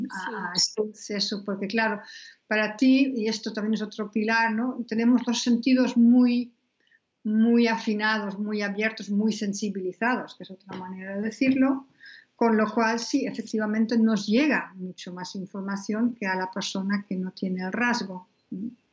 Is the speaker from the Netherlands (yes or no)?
yes; Netherlands; now in Spain; soy holandesa.